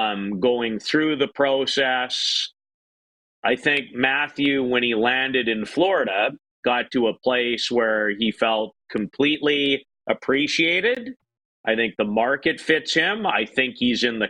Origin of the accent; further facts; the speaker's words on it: Saskatchewan, Canada; when I grew up in Saskatchewan and played pretty decent hockey until the end of my last year in Bantam